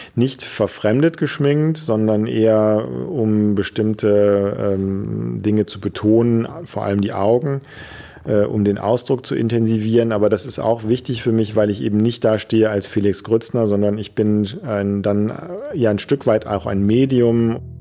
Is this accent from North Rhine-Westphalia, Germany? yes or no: yes; Düsseldorf, North Rhine-Westphalia, Germany; Ich war Messdiener in der Gemeinde, wo ich herkomme. Das ist am Stadtrand von Düsseldorf.